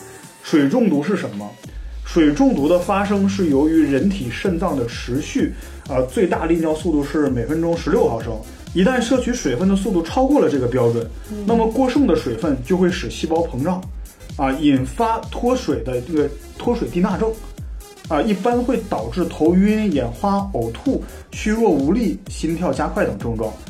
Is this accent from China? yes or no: yes; Northeast China, China; moved away; 我是一直来自这个东北的人